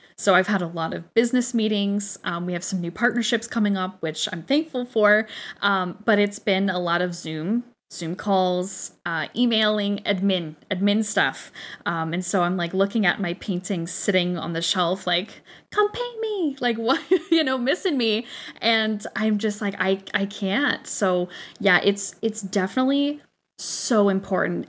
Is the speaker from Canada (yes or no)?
yes; Canada; we know our Canadian